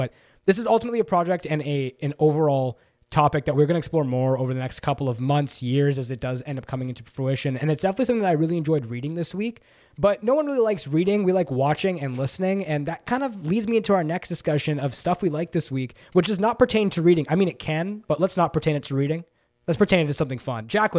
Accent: Toronto, Ontario, Canada; accent: Toronto; That's my Toronto accent.

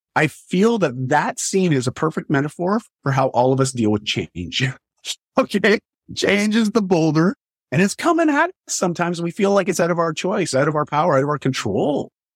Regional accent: Canada; I grew up in Canada. I still live in Canada

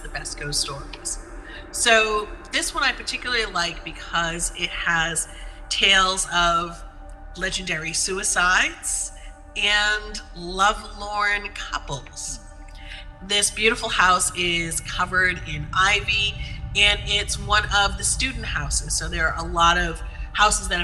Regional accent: Amherst/Northampton area, Western Massachusetts, United States; I grew up in Western Massachusetts in the Amherst, Northampton area.

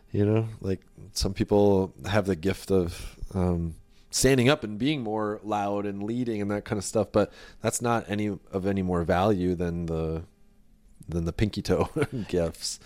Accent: United States; I was born here. I was born in the United States

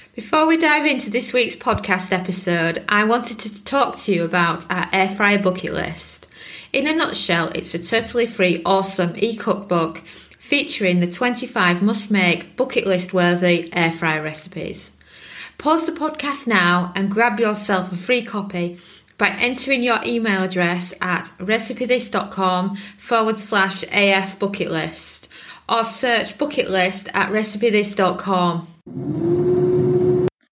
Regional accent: United Kingdom; being British

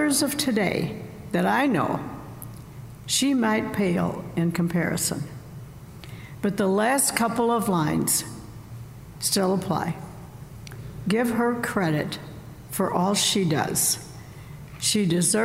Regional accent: Southern Illinois, United States; now in Northern Illinois, United States; Where I grew up in Southern Illinois

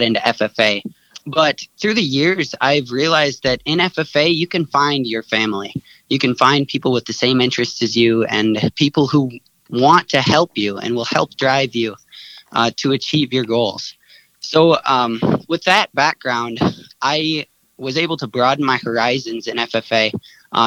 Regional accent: Doland, South Dakota, United States; I'm from Doland, South Dakota

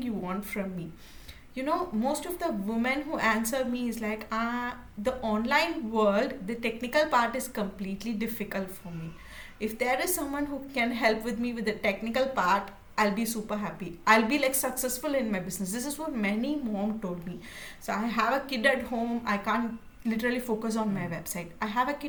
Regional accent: India; So I'm from India

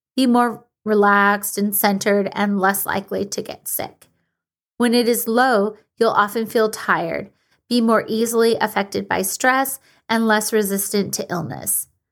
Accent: Washington, United States; my home state of Washington

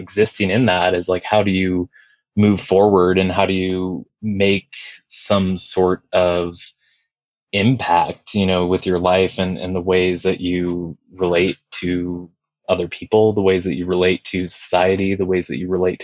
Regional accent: Estacada, Oregon, United States; also born or lived in Big Island, Hawaii; I grew up in the Pacific Northwest, and I spent a lot of time out kind of at the foothills of Mount Hood, out in like the Eagle Creek, Estacada area

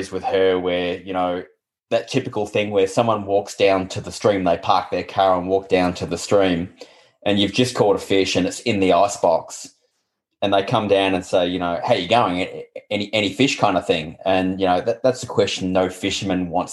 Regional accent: Shepparton, Victoria, Australia; I grew up in Shepparton, and I'm the youngest of six

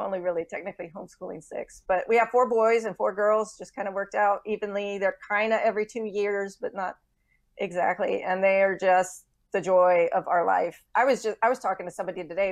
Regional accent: Texas, United States; moved away; I'm a native Texan

